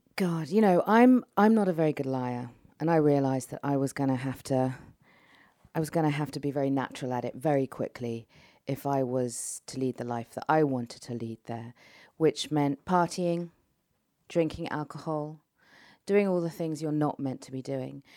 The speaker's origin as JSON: {"language": "English", "region": "London", "country": "United Kingdom", "also_born_or_lived": "Tehran, Iran", "moved": "yes", "said": "I'm not Iranian, I'm not English, but I'm a Londoner"}